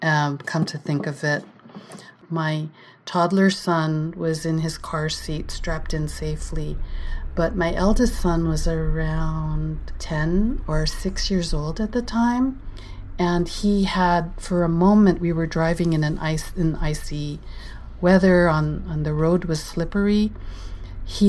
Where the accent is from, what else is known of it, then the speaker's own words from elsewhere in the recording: California, United States; I was born and raised in California, so ice is not a familiar thing to me.